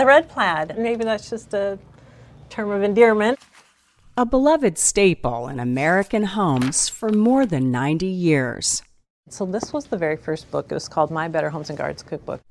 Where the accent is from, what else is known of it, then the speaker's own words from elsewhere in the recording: Northern Ireland, United Kingdom; I come from Northern Ireland